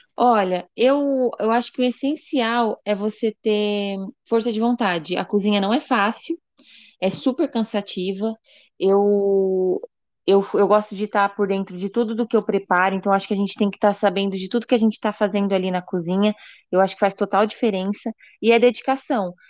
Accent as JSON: {"language": "Portuguese", "country": "Brazil", "said": "eu sou brasileira, acabei de me formar"}